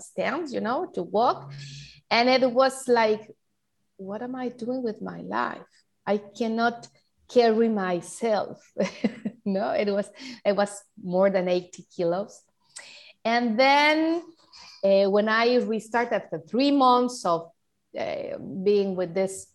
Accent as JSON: {"language": "English", "country": "Mexico", "second_language": "English", "said": "I'm from Mexico. I live in Cancun."}